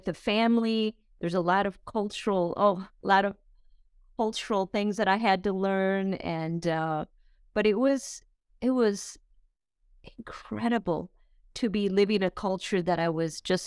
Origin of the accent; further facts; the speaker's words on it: rural Wisconsin, United States; now in Miami, United States; I grew up in rural Wisconsin